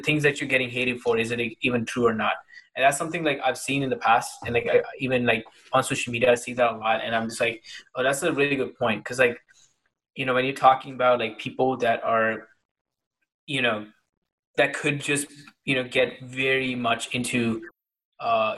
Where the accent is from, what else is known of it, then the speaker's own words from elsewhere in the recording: India; moved away; when I was growing up in India